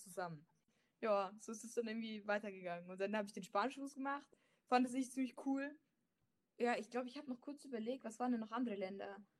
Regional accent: Germany; also born or lived in Leipzig; ich bin Deutsche

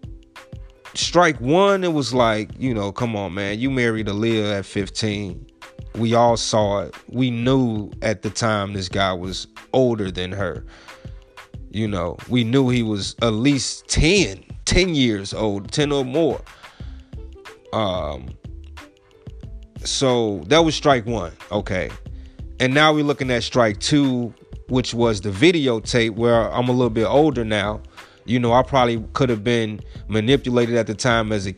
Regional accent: Chicago, Illinois, United States; I'm from Chicago, you know, born and raised

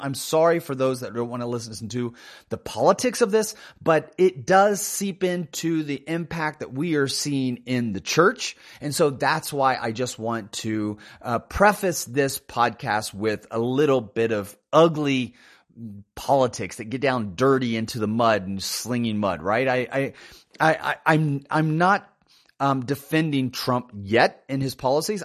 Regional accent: United States; born and raised in America

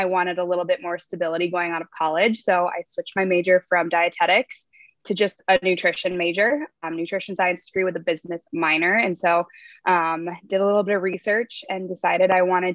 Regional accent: La Crosse, Wisconsin, United States; moved away as an adult; also born or lived in Minneapolis, Minnesota; I grew up in La Crosse, Wisconsin, and I moved to Minneapolis to go to school at the University of St. Thomas

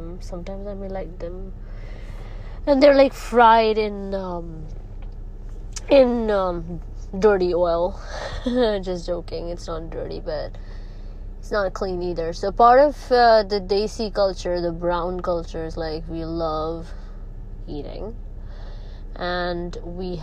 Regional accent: Saudi Arabia; I've been in Saudi all my life, and by blood, I'm Pakistani

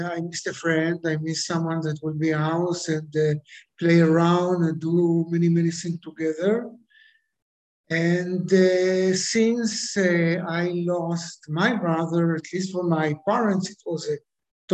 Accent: Israel; I am from Israel, born in Israel, 48, with the independence of Israel

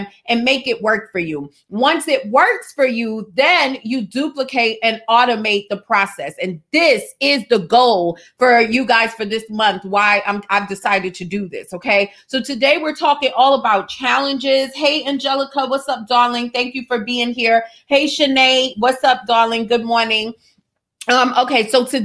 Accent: New York, United States; I'm from New York

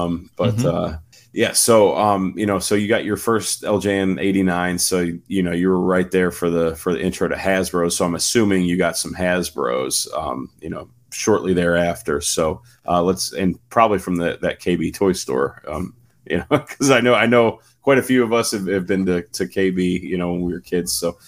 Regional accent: West Virginia, United States; there was no Target around from where I was from West Virginia.

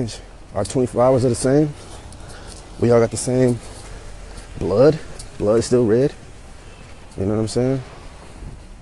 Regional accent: San Francisco, California, United States; also born or lived in Fairfield, California / Vallejo, California; born and raised in San Francisco, California, from the Bay Area

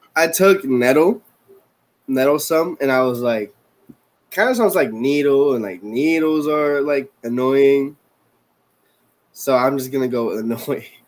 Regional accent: Puerto Rico; first language Spanish; English is a second language; moved away

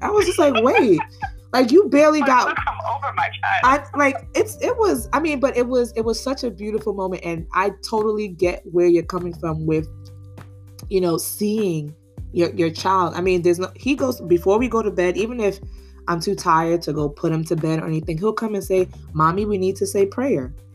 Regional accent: New York City, New York, United States; born and raised in Brooklyn

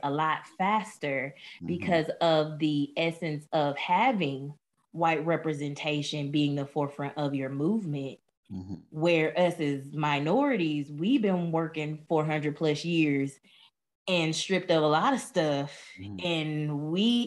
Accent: the South, United States; growing up in the South and then being a person of color

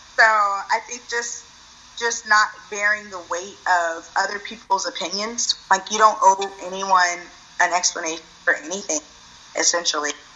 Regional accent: Austin, Texas, United States; also born or lived in Denton, Texas / Dallas, Texas; I actually was born and raised in Austin, Texas

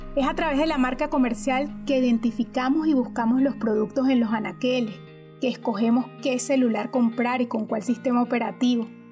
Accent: Maracay, Aragua, Venezuela; Soy de Venezuela. La ciudad en que nací se llama Maracay es una de las ciudades más cercanas a la capital de mi país. Allí viví mi infancia, la adolescencia y mis primeros años como profesional.

